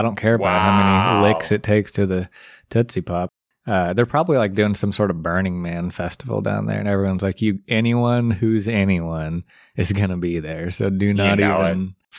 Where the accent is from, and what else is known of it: Middle of the country, Midwest, United States